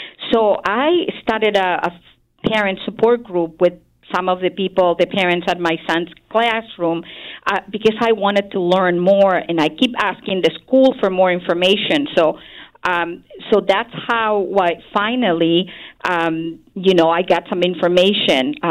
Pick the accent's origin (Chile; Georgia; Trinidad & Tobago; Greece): Chile; Santiago, Santiago Metropolitan Region; moved away as an adult; now in United States; I'm originally from Chile, which is a country in the western part of South America. And I grew up in Santiago, the capital.